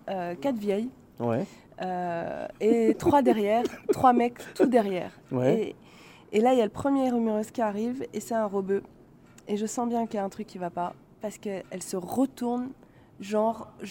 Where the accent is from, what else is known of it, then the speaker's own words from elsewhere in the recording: Paris, Île-de-France, France; Moi, je suis de Paris.